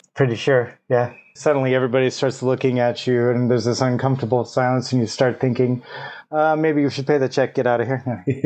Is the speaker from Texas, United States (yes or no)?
yes; Amarillo, Texas, United States; I'm from Amarilla